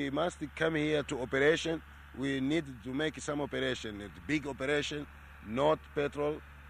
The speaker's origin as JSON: {"language": "English", "region": "Niassa", "country": "Mozambique", "tie": "born or raised there", "said": "Myself, I was born here in Nyasa. I know Nyasa. But if I not was born here, never I can come in Nyasa."}